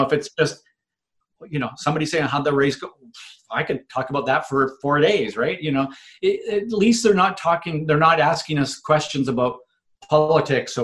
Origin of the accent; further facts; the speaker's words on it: Vancouver, British Columbia, Canada; my hometown in Vancouver in Canada